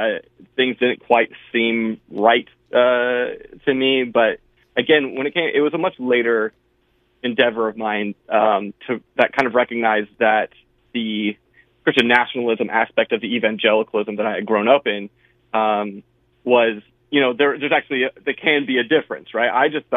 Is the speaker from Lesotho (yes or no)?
no; Panama; born there; So I was born in Panama and Central America.